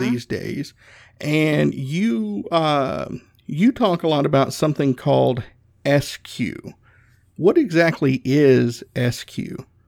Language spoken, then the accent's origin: English; the South, United States; I'm from the South